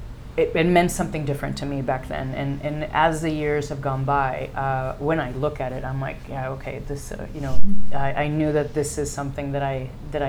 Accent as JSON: {"language": "English", "country": "Mexico", "also_born_or_lived": "United States", "first_language": "English"}